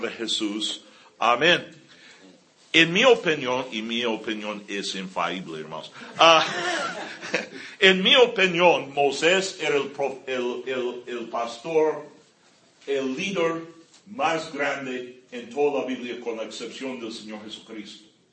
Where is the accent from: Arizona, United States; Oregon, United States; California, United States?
California, United States; moved away; yo crecí aquí en California, yo amo a California, yo, ah, mucho, eh, eh, eh, ahí especialmente por Carlsbad y Vista, Escondido